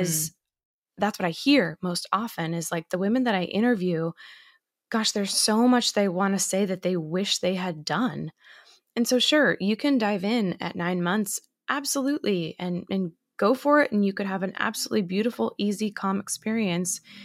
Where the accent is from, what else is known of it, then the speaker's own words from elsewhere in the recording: Massachusetts, United States; now in New York City, United States; I'm actually currently from Massachusetts